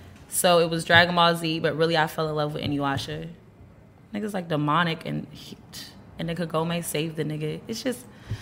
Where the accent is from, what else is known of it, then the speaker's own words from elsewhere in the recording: United States; also born or lived in Panama / Georgia, United States / Texas, United States; I'm originally from Panama, hence … I grew up in Georgia and Texas.